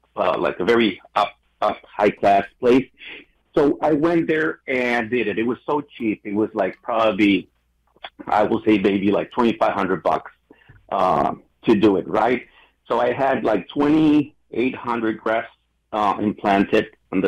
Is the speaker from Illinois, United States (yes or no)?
yes; Westchester, Illinois, United States; I'm from Westchester, Illinois